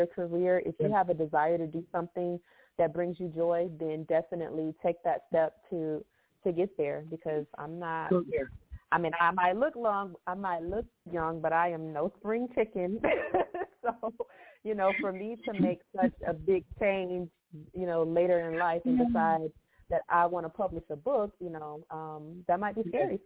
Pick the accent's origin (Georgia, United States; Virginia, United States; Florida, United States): Florida, United States; Fort Lauderdale; also born or lived in Tallahassee, Florida / Tampa, Florida; I am a native Floridian, born and raised in South Florida, in Fort Lauderdale.